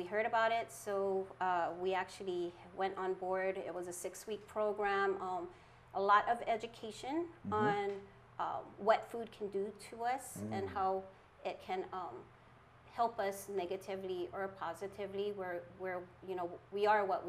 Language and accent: English; Oahu, Hawaii, United States; moved away as an adult; also born or lived in Makakilo / Wahiawa / Ewa Beach; I'm originally from Oahu. Moved here almost 30 years ago